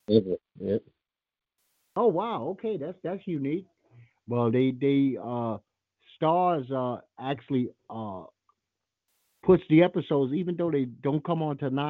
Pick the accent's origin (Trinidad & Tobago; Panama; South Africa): Trinidad & Tobago; No, I'm not from Jamaica. My wife's Australian out in a second. I'm from Trinidad, dumbass.